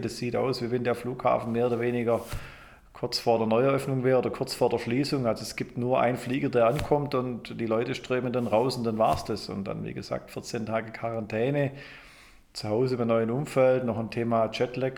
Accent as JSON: {"language": "German", "country": "Germany", "also_born_or_lived": "Michigan, United States", "moved": "as an adult", "said": "ich komme aber ursprünglich aus Deutschland"}